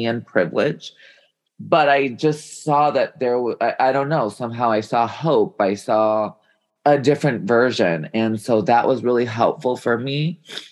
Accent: Chicago, Illinois, United States; I grew up in Chicago

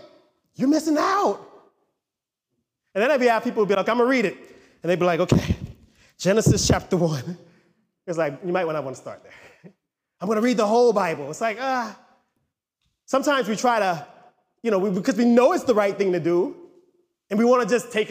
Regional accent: United States; we're American

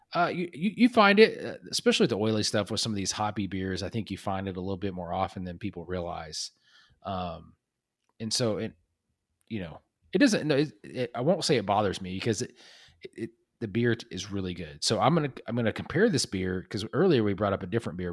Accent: Oklahoma, United States; where we grew up in Oklahoma

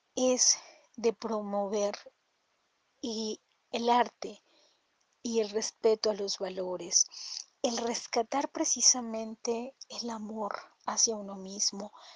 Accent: Toluca, State of Mexico, Mexico; soy mexicana, mi capital es Toluca, Estado de México

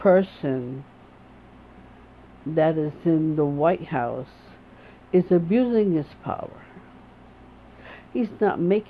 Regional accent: United States; I am an American woman

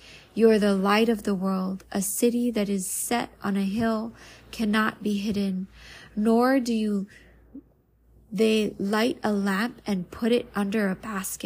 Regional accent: Waianae, Hawaii, United States; now in Maui, United States; I am an island girl born and raised in Waianae, Hawaii. Currently living in Maui.

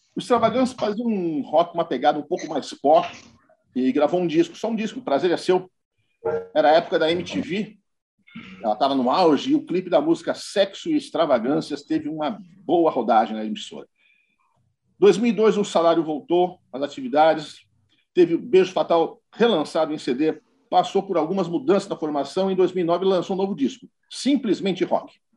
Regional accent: São Paulo, Brazil; eu sou paulistano

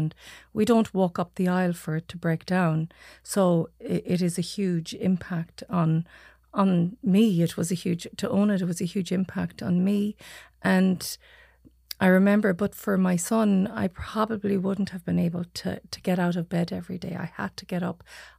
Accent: Achill Island, Mayo, Connacht, Ireland; I'm from Achill Island.

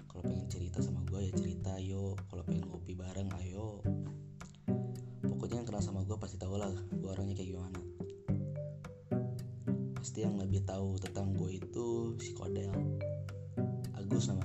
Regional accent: Bogor, West Java, Indonesia; gue asli Bogor men gue asli Bogor dan gue lahir juga di Bogor

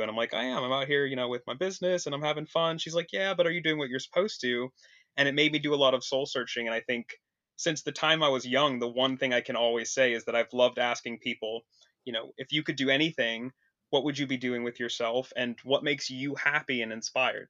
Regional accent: Vancouver, Washington, United States; moved away as an adult; now in Portland, United States; I'm originally from across the river in, uh, Vancouver, Washington, though, so I've always lived here my whole life

